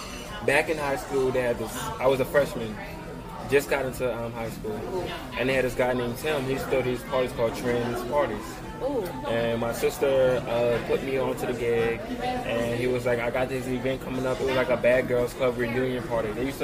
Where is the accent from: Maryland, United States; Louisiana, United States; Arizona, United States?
Louisiana, United States; New Orleans; I'm from New Orleans.